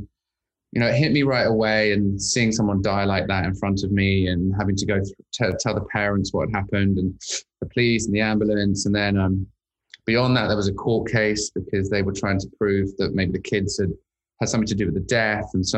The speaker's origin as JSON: {"language": "English", "region": "London", "country": "United Kingdom", "tie": "born or raised there", "moved": "as an adult", "lives_now": "Los Angeles, United States", "said": "I'm originally from London, England. In fact, I spent most of my life growing up in London, schooling in London"}